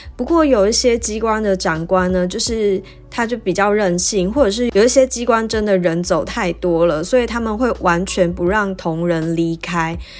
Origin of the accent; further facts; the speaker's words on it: Taichung, Taiwan; moved away as an adult; also born or lived in New Taipei / Kaohsiung; now in Taipei, Taiwan; 我的家乡是在台中嘛，所以从高雄调回台中的时候就用返乡的理由